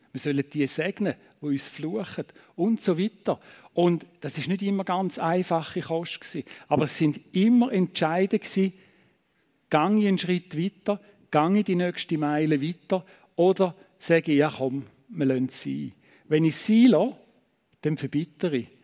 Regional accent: Eastern Switzerland, Switzerland; moved away as an adult; now in Thun, Switzerland; wir kommen ja aus der Ostschweiz.

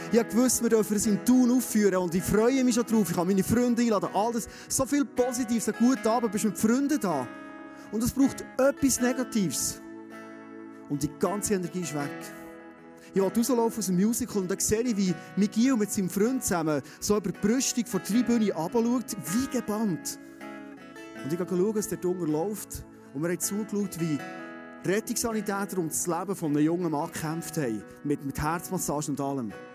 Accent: Bernese Oberland, Switzerland; Kennen wir als Berner Oberländer, oder? Wir haben fast nie Nebel

